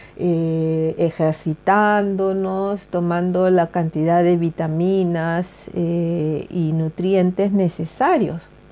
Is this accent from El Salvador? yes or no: no; Peru; now in Sweden; el choclo, como le llamamos en mi país